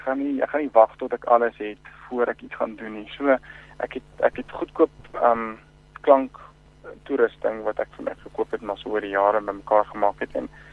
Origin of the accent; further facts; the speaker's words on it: Bloemfontein, Free State, South Africa; also born or lived in Klerksdorp; Ek um, het groot geword in in uh, Bloemfontein. Ek is van uit gebore in Klerksdorp en as dit verhuis Bloemfontein toe terwyl ek klein was, so ek het hier groot geword, skool gegaan.